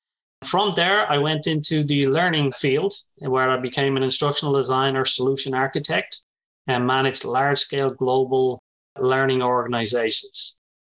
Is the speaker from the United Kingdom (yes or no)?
no; Dublin, Leinster, Ireland; moved away as an adult; now in United States; I grew up in Dublin, Ireland